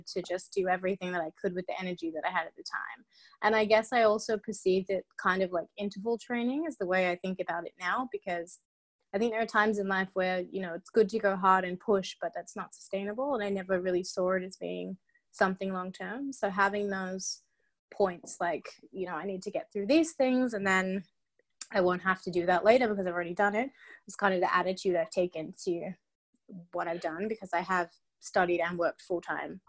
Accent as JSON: {"language": "English", "town": "Perth", "region": "Western Australia", "country": "Australia", "tie": "born or raised there", "also_born_or_lived": "London, United Kingdom", "moved": "as an adult", "lives_now": "Atlanta, United States", "said": "growing up in Perth"}